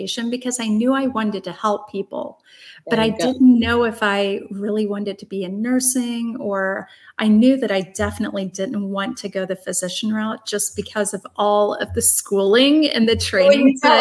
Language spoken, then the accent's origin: English; Brighton, Illinois, United States; also born or lived in Chicago; I grew up in the Midwest in just outside of St. Louis in a little town called Brighton, Illinois